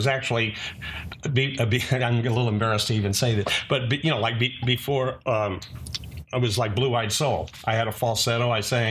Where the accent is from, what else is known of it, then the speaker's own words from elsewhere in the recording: Fresno, California, United States; also born or lived in Bay Area, California; This was in Fresno, California. I was born in the Bay Area.